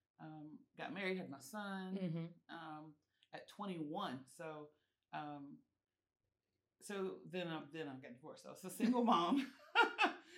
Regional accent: Charlotte, North Carolina, United States; also born or lived in Chapel Hill, North Carolina; I'm born and raised in Charlotte.

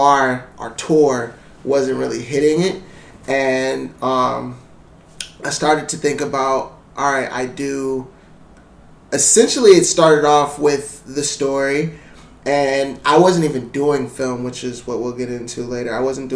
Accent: Ann Arbor, Michigan, United States; also born or lived in Columbus; I'm originally from Ann Arbor, Michigan

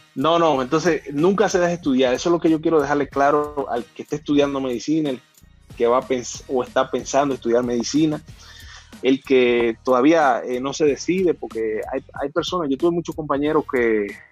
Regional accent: San Felipe de Puerto Plata, Puerto Plata, Dominican Republic; moved away; also born or lived in Yásica Arriba / Mexico City; Yo, nací en Puerto Plata

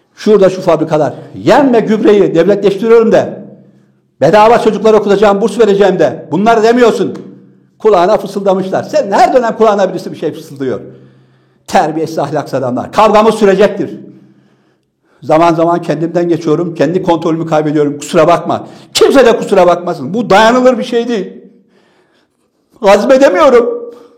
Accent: Trabzon, Turkey; doğduğum şehir Trabzon

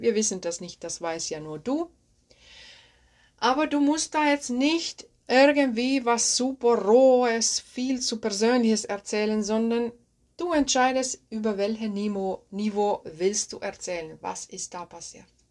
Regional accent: Finland; accent: Finnish; German is a second language; moved away; Ich bin ursprünglich aus Finnland, das wirst du merken hier in dieser Podcast-Folge, dass mein Akzent aus Finnland stammt.

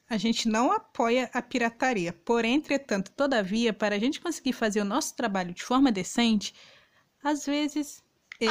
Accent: Minas Gerais, Brazil; campeonato mineiro, da minha terrinha aqui

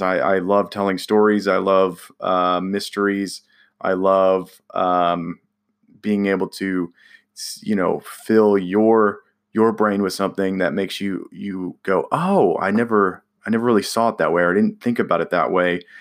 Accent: California, United States; now in Indiana, United States; I'm from California

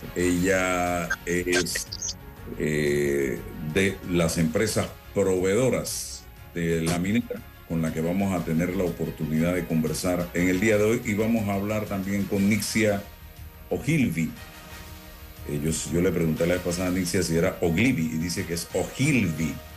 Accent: Panama; yo soy panameño, amo mi país

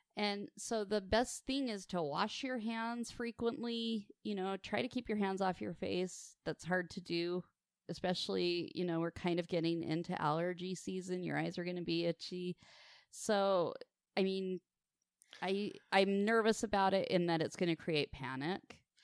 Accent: Farmington, Utah, United States; I grew up in the booming metropolis of Farmington, Utah

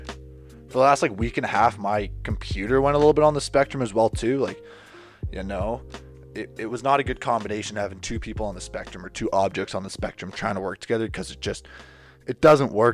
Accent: Canada; my duties as a Canadian citizen

